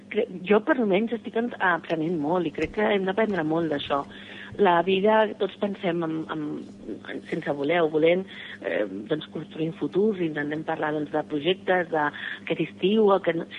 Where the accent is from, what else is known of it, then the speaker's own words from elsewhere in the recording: Barcelona, Catalonia, Spain; born there; sóc una enamorada de la meva ciutat, sens dubte alguna